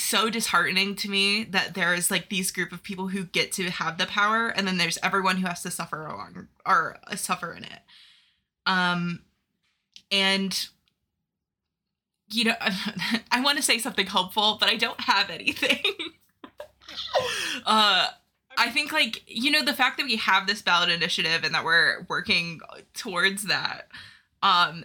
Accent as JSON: {"language": "English", "region": "Northwest Ohio", "country": "United States", "tie": "born or raised there", "said": "I've lived in Ohio my whole life. I grew up in Northwest Ohio and slowly moved to Central Ohio"}